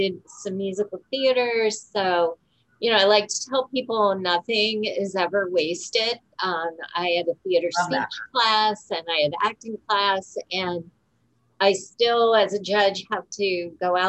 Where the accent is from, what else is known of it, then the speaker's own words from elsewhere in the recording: Tuscarawas County, Ohio, United States; I was raised in Tuscarawas County. I never thought I would stay here.